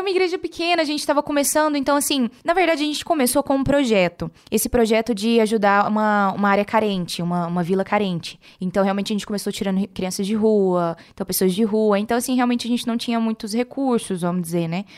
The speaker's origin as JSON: {"language": "Portuguese", "town": "Rio Verde", "region": "Goiás", "country": "Brazil", "tie": "born or raised there", "lives_now": "Goiânia, Brazil", "said": "eu não sou de São Paulo. Na verdade, eu sou de, do interior de Goiás. Eu sou de Rio Verde, mas moro hoje em Goiânia, Goiás"}